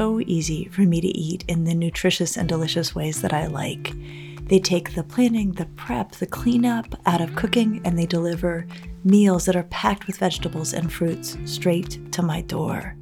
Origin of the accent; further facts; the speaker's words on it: Colorado, United States; I grew up in Colorado in the 80s